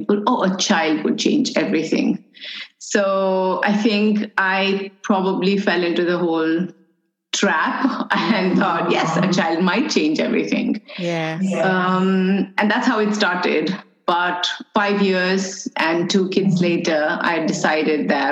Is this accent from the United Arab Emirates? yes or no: yes; United Arab Emirates; I'm an Indian, born and raised in UAE.